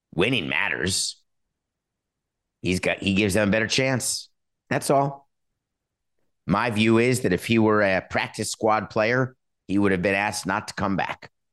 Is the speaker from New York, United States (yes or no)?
yes; New York City, New York, United States; growing up in New York City, when Valley Girl came out, I was a kid